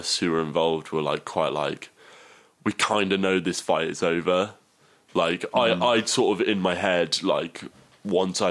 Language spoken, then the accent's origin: English; Portsmouth, South East England, United Kingdom; moved away; I grew up in Portsmouth